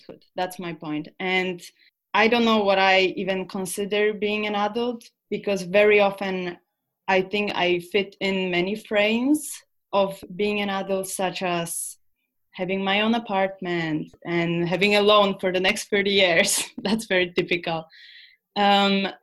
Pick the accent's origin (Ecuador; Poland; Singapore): Poland; moved away; also born or lived in Scandinavia; we are from Poland, but we moved to Scandinavian countries